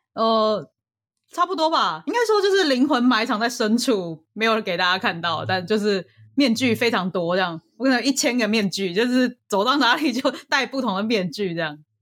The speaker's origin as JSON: {"language": "Chinese", "country": "Taiwan", "tie": "born or raised there", "moved": "yes", "lives_now": "United States", "said": "我生活长大的城市里面是这样推崇的"}